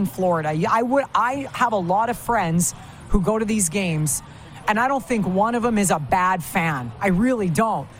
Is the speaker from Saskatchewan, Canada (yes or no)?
yes; Saskatchewan, Canada; Growing up in Saskatchewan